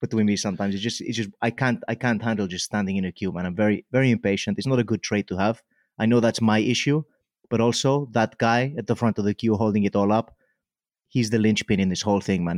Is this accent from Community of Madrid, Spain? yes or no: no; Mallorca, Balearic Islands, Spain; also born or lived in Wales; now in Cardiff, United Kingdom; I grew up in Mallorca